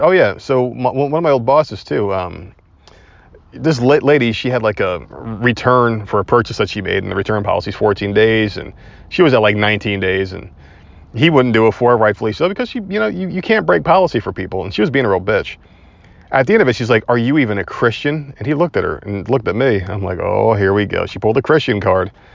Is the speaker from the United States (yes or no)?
yes; Northeast, United States; now in Southern United States; we are Southern now. And, uh, we are from the Northeast